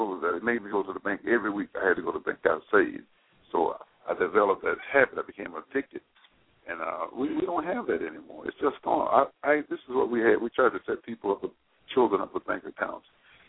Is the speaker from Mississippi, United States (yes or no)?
yes; Mississippi, United States; moved away; I came here in 1947 from Mississippi, and it's always been a viable place.